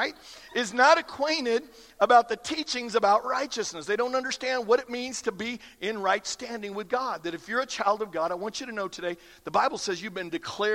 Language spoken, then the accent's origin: English; Iowa, United States; I grew up in Iowa, again, lots of cornfields